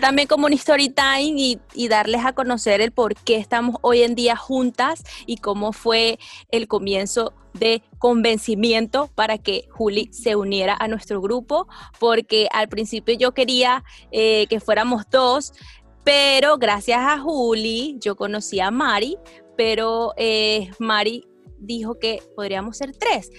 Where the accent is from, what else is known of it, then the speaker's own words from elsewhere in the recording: Venezuela; Yo soy venezolana